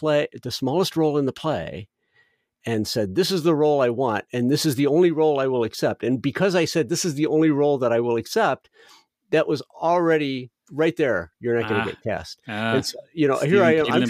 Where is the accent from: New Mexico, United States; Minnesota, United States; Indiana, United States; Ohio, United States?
Indiana, United States; Northwest; I grew up in Northwest Indiana